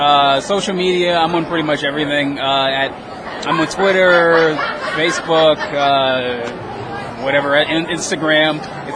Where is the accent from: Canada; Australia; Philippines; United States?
United States; Louisiana; I mean, I grew up in Louisiana, so like back then, before the internet, there wasn't a lot of information about how you actually break into comics.